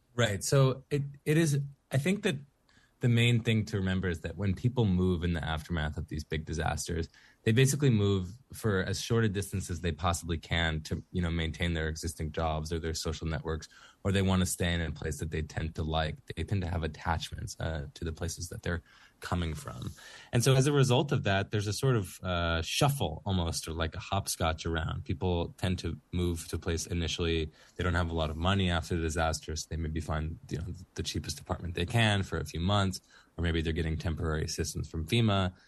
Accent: Florida, United States; moved away; I'm from Florida originally

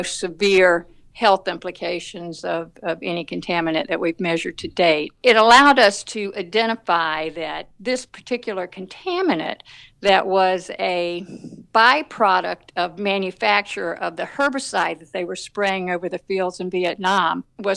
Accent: the South, United States; accent: Southern; now in Atlanta, United States; you can tell from my accent that I'm from the South

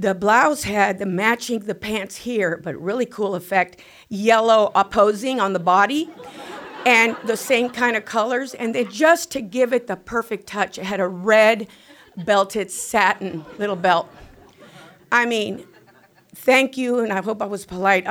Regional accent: South Texas, United States; I was born in South Texas on a border city

